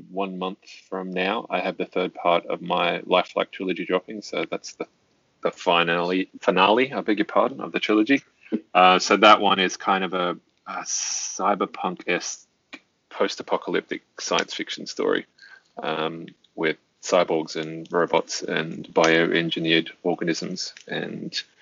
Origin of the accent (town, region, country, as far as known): Australia